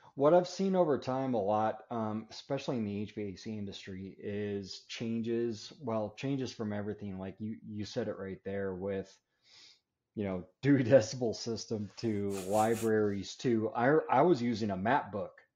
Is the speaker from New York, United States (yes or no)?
no; Denver, Colorado, United States; moved away; also born or lived in Florida; I'm originally from Denver, Colorado area. That's where I live now. Uh, it's where I was actually born and raised